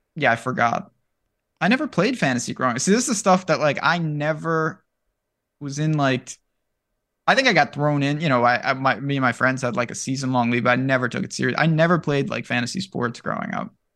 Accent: New York, United States; I'm from New York

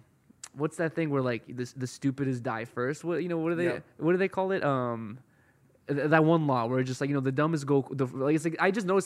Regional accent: Los Angeles, California, United States; growing up in Hollywood, I grew up with, like, a lot of different social groups

